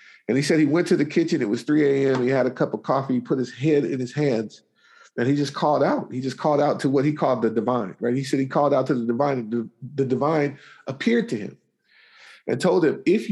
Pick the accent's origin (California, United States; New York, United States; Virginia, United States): California, United States; Richmond; I grew up in Richmond, California, which at the time had the highest murder rate per capita in the United States